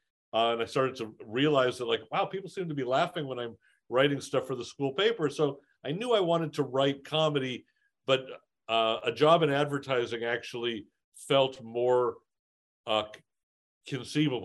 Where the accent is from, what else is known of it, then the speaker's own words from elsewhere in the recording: Los Angeles, California, United States; growing up in Encino